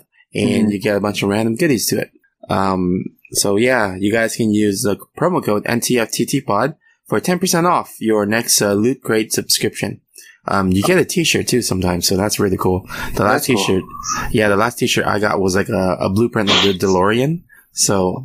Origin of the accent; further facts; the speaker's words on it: California, United States; we are both from California, not Sweden